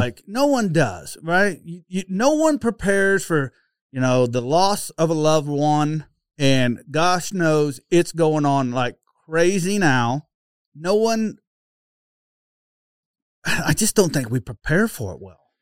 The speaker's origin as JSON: {"language": "English", "region": "Oklahoma", "country": "United States", "accent": "Okie", "said": "my oaky accent"}